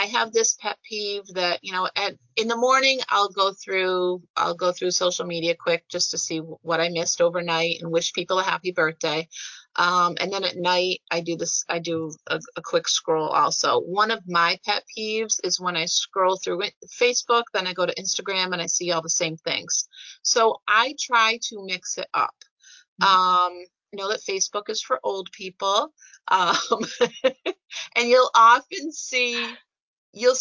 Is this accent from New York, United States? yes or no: yes; Scotia, New York, United States; my hometown of Scotia Glenville